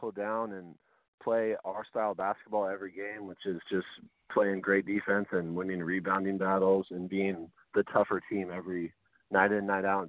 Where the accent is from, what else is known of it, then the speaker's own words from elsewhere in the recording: Kelso, Washington, United States; born there; I was born in Kelso.